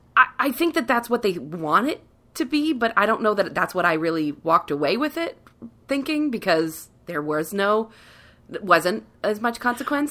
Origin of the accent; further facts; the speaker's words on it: Cincinnati, Ohio, United States; I grew up in Cincinnati, right above the Mason-Dixon line